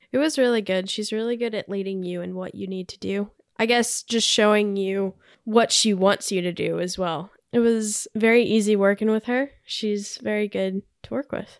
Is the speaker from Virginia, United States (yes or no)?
yes; Richmond, Virginia, United States; moved away as an adult; now in Huntsville, United States; I'm from Richmond, Virginia. Grew up there most of my life and moved here about a year and a half